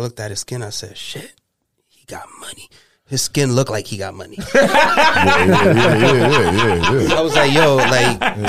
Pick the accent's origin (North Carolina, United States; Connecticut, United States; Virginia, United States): Connecticut, United States; Waterbury; I grew up in Waterbury.